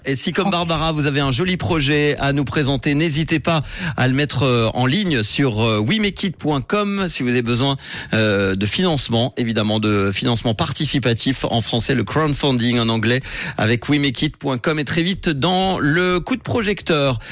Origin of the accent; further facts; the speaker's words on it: Switzerland; chez nous en Suisse